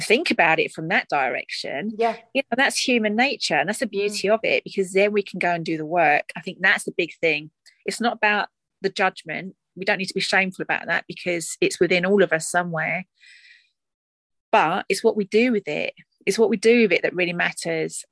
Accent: Essex, East of England, United Kingdom; accent: Essex twang; my accent, my Essex twang

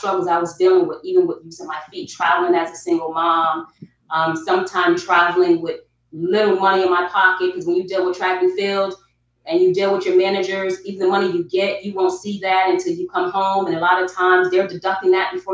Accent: Albany, New York, United States; moved away as an adult; also born or lived in South Carolina; now in Atlanta, United States; I am born and raised in Albany, New York.

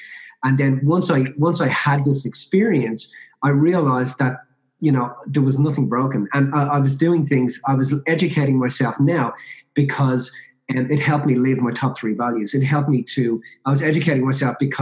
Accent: Ireland; I'm Irish Catholic originally

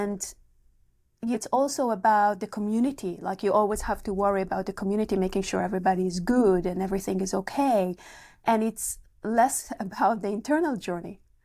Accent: Israel; moved away; I'm coming from Israel originally

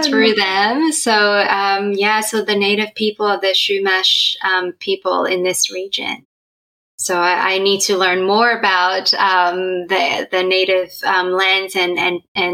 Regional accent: Australia; moved away; also born or lived in Hong Kong; I was born in Hong Kong and both my parents are from Hong Kong, but we moved to Australia when my sister and I were quite little. And so we grew up in Australia

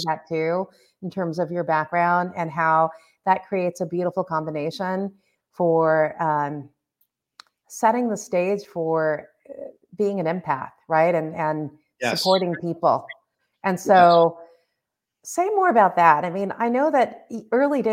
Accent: Los Angeles, California, United States; growing up in Southern California and being first generation

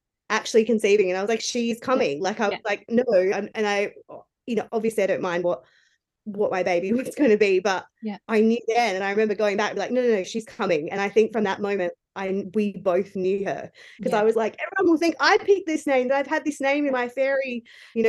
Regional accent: Adelaide, South Australia, Australia; moved away as an adult; now in Newcastle, Australia; I'm originally from Adelaide, but just at the beginning of 2020, my then boyfriend and I moved to Newcastle in New South Wales

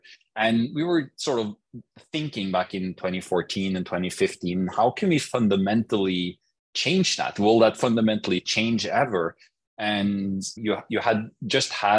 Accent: Norway; I grew up in Norway.

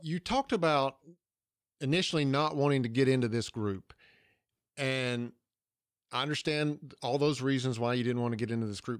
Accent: Georgia, United States; accent: Southern

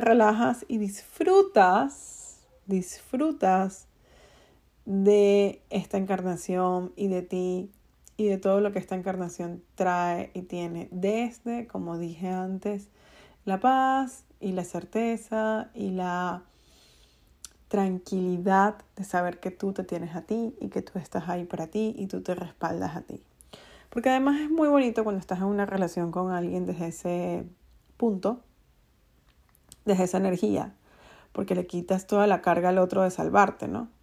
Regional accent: Venezuela; En Venezuela le decimos el Día de los Enamorados el Día del Amor y la Amistad

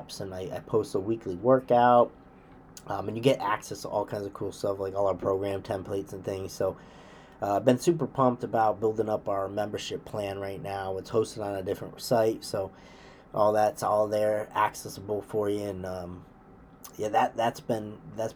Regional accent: Western Massachusetts, United States; I grew up in Western Mass, so that's my home area

